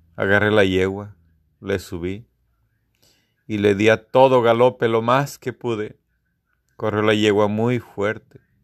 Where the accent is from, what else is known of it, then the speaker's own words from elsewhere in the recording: Guanajuato, Mexico; Soy de la segunda generación de la escuela de mi pueblo.